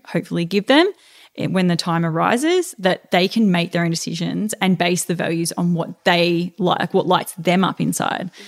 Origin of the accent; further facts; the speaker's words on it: Melbourne, Victoria, Australia; moved away; It's good to be back in my hometown